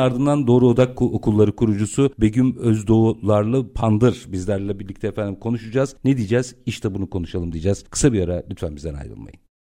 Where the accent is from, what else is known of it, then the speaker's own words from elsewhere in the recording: Istanbul, Turkey; doğma büyüme Bakırköylü